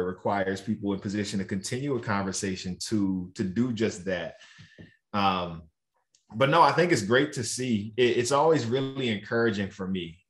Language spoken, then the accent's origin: English; Roanoke, Virginia, United States; growing up in Roanoke, Virginia